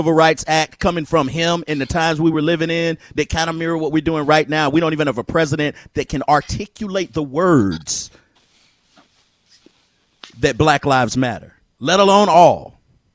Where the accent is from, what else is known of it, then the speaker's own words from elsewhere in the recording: United States; I'm as American as they come